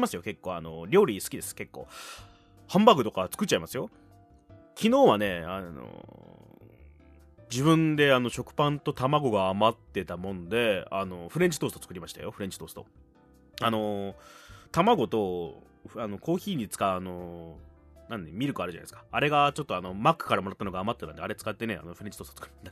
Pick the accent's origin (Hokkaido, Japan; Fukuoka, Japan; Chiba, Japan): Fukuoka, Japan; 博多生まれ